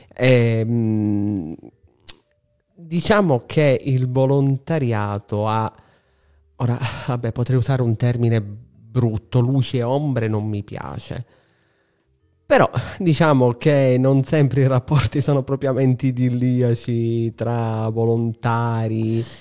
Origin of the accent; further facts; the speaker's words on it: Palermo, Sicily, Italy; siamo palermitani tutti e tre